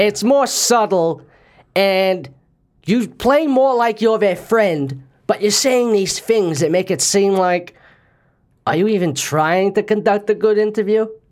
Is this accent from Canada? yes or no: no; Australia; I was born and raised here in Australia